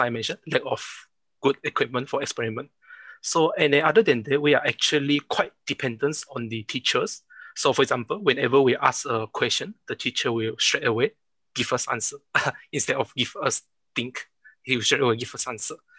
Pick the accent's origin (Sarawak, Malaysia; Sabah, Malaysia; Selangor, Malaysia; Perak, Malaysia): Sarawak, Malaysia; Miri; my hometown Miri.